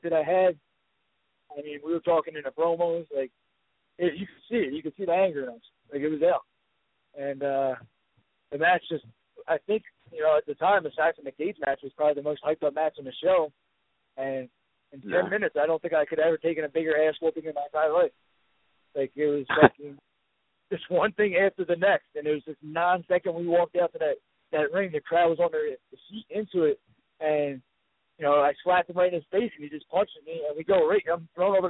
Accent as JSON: {"language": "English", "town": "Philadelphia", "region": "Pennsylvania", "country": "United States", "said": "I'm from Philadelphia"}